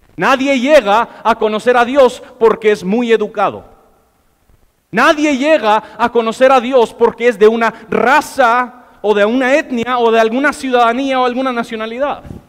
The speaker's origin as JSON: {"language": "Spanish", "country": "United States", "second_language": "Spanish", "moved": "yes", "said": "yo soy gringo"}